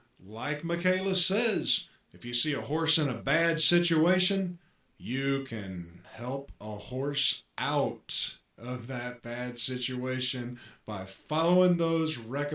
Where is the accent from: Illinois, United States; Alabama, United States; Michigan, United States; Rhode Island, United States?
Alabama, United States; moved away; growing up in Alabama